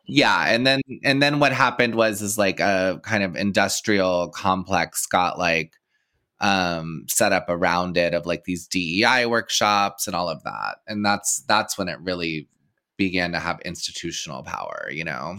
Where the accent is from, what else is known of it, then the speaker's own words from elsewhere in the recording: Texas, United States; moved away; I grew up in Texas